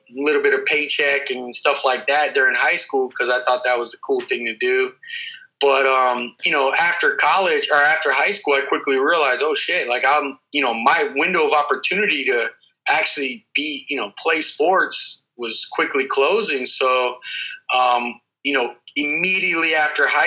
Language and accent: English; Clearwater, Florida, United States; I grew up here in Central Florida, Clearwater, Dunedin area